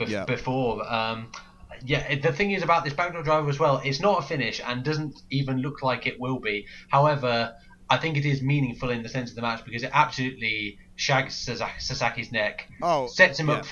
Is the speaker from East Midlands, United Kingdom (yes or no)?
yes; Lincolnshire, East Midlands, United Kingdom; I'm from Lincolnshire